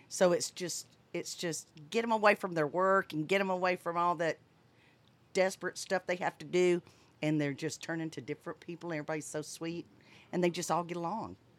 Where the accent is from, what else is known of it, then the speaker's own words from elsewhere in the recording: Fort Walton Beach, Florida, United States; moved away; also born or lived in Montgomery, Alabama / Texas; I was raised in Fort Walton Beach